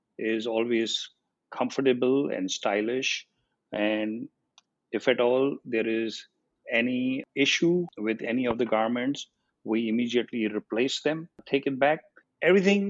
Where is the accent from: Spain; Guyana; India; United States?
India; moved away as an adult; I was 18 when I came here from India